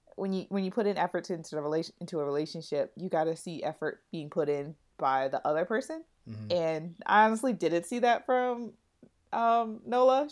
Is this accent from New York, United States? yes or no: yes; New York City, New York, United States; I'm a New Yorker